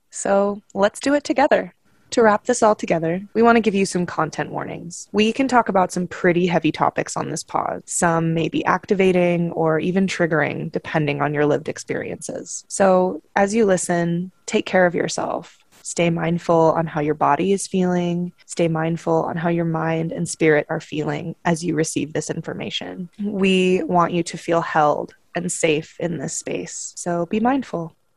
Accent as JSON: {"language": "English", "town": "Salt Lake City", "region": "Utah", "country": "United States", "tie": "born or raised there", "said": "I am 26 years old, born and raised in Salt Lake City, Utah"}